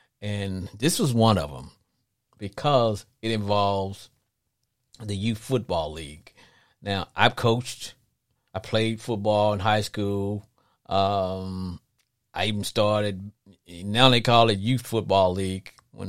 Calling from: Texas, United States; But I'm calling from Texas. That's where I'm located.

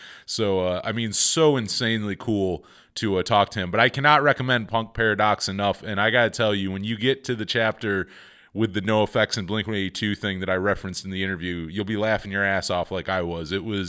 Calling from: Jamestown, New York, United States; he saw my 716 area code and saw I was calling from Jamestown.

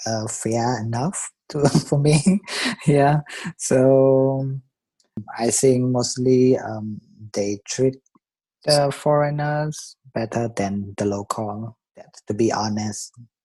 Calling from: Frankfurt, Hesse, Germany; I'm calling from Frankfurt, Germany.

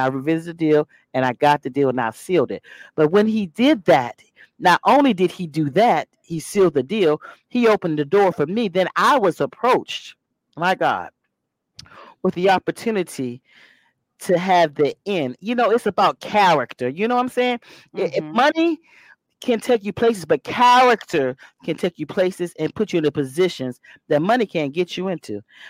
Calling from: Alexandria, Virginia, United States; First of all … I'm tuned in from Alexandria, Virginia.

